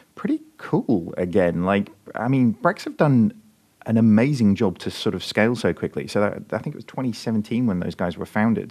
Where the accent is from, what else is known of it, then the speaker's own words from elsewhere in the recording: United Kingdom; being a Brit